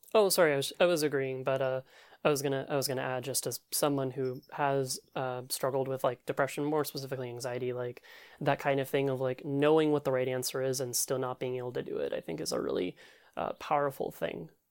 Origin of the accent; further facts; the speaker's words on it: Louisville, Kentucky, United States; I grew up in Louisville, Kentucky